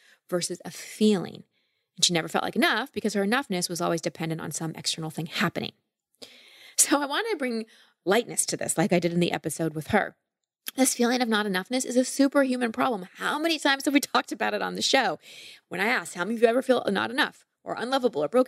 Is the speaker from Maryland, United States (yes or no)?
no; Texas, United States; I grew up in Texas